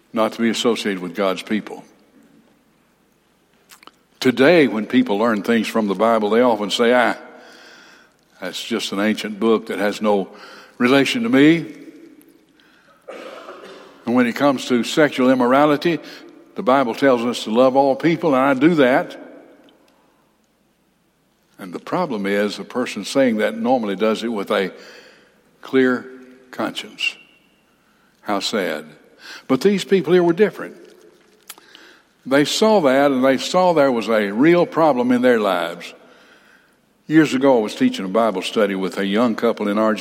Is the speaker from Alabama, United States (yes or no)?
yes; Huntsville, Alabama, United States; my hometown, Huntsville, Alabama